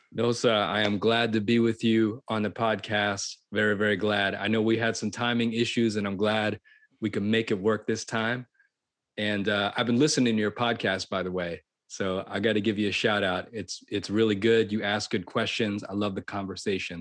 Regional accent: Florida, United States; I uh, grew up in Florida.

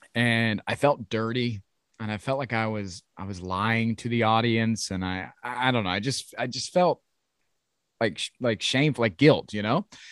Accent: Ohio, United States; I grew up in Ohio and I came up through the ranks in Ohio

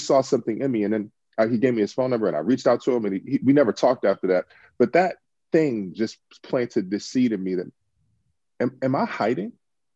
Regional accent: Washington, District of Columbia, United States; moved away as an adult; now in Los Angeles, United States; I'm originally from Washington D.C. Grew up in D.C.

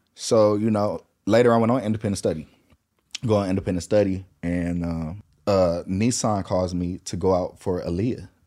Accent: Lancaster, California, United States; also born or lived in Inglewood, California / North Hollywood, California; we moved from Inglewood, ninety-second and Van Ness to Lancaster, finished school out there, did school out there, and then I came back out here to North Hollywood

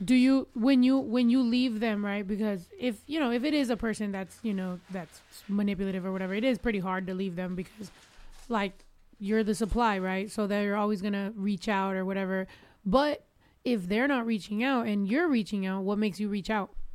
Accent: Mexico; moved away; us growing up in Mexico because so in the small, very small town where we're from

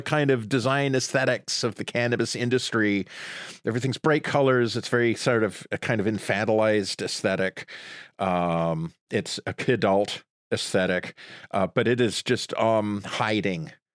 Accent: Sudbury, Ontario, Canada; moved away; I grew up in Sudbury, Ontario

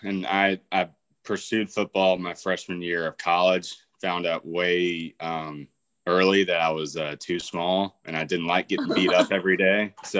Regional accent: Birmingham, Alabama, United States; from Birmingham, South. Alabama.

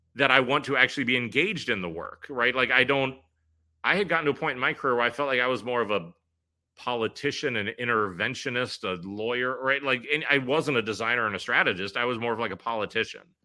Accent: Pittsburgh, Pennsylvania, United States; moved away as an adult; also born or lived in New York City; I left New York City after sixteen years there to move back home to my hometown of Pittsburgh

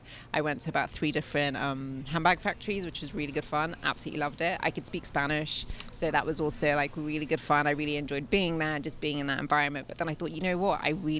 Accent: England, United Kingdom; Cliched growing up in England, but it's true.

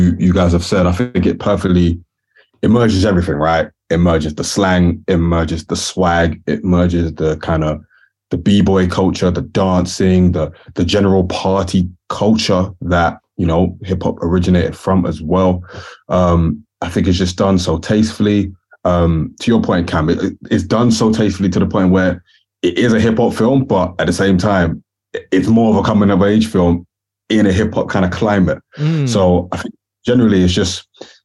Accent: Nigeria; I'm Nigerian.

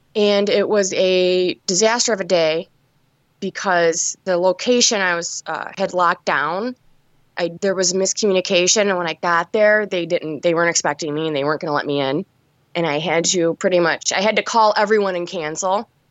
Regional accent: Detroit, Michigan, United States; I was born in Detroit, and I'm, I'm still here. I'm in a suburb right now, but, yeah, I've, I've been here my whole life

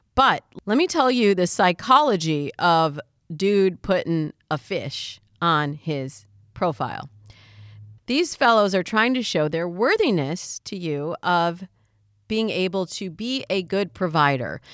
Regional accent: Michigan, United States; I'm from Michigan, and there it's the hunting picks.

